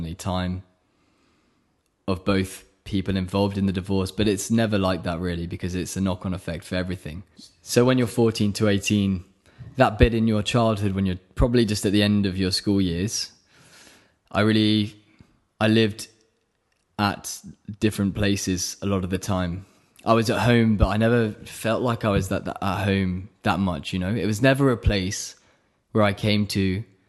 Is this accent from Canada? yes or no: no; Oxford, South East England, United Kingdom; moved away as an adult; also born or lived in Buckinghamshire; I'm from Buckinghamshire, really. That's where I was raised, in the countryside of England, near London. But really, I grew up my whole life in Oxford, because that's where I went to school